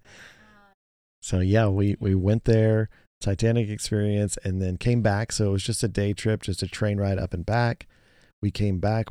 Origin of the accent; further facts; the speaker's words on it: United States; as an American